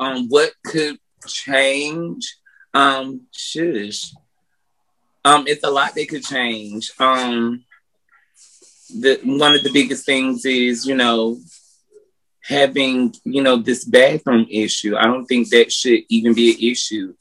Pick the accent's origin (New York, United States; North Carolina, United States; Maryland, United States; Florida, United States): North Carolina, United States; now in Atlanta, United States; I'm from North Carolina, but I reside in Atlanta, Georgia